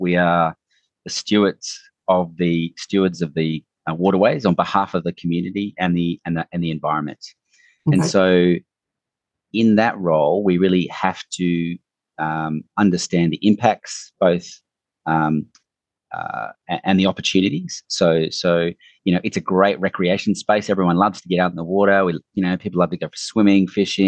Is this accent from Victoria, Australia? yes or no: no; Brisbane, Queensland, Australia; also born or lived in Perth, Western Australia / Sydney; now in Gold Coast, Australia; I went to high school and university, those really developmental years in Brisbane